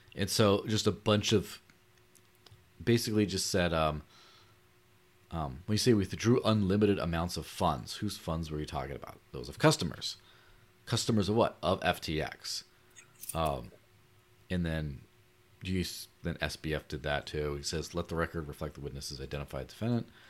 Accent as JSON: {"language": "English", "country": "Mexico", "tie": "born or raised there", "said": "growing up in Mexico"}